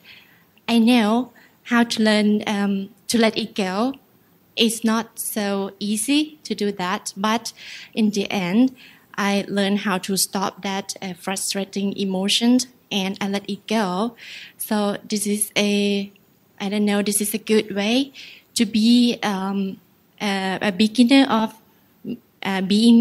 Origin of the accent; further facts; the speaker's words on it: Ubon Ratchathani, Thailand; moved away; I'm from Ubon Ratchathani